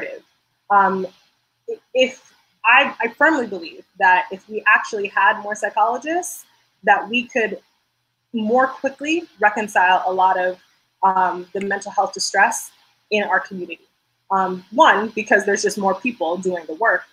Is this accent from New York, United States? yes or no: no; Georgia, United States; majority of my life, I grew up in Georgia